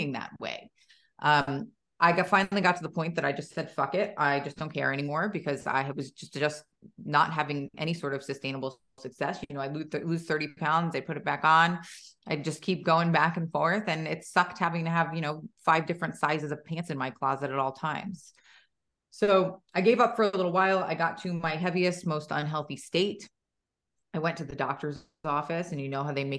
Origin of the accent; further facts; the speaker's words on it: New Jersey, United States; now in Gilbert, United States; I'm in Gilbert, Arizona. I'm originally from New Jersey.